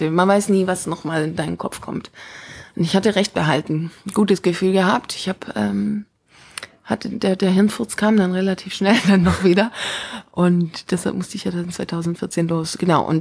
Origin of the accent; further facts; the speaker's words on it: Stuttgart, Baden-Württemberg, Germany; Genau, das ist so mein erstes Mal Frankreich, verrückterweise, als Deutsche aus Stuttgart.